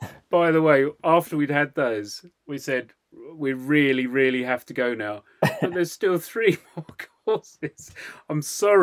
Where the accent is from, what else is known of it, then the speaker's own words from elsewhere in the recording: England, United Kingdom; Oh God, we're so English, aren't we?